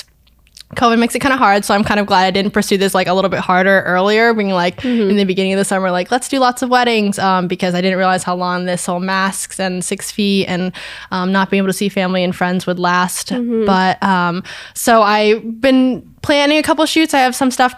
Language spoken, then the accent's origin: English; Vermont, United States; I was born and raised in Vermont. I went to high school in Milton at Milton High School